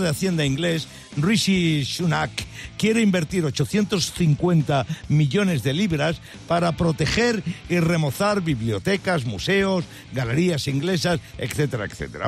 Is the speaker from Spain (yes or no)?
yes; Talavera de la Reina, Castilla-La Mancha, Spain; now in Madrid, Spain; pero si yo soy de Talavera, pero si yo vivo en Madrid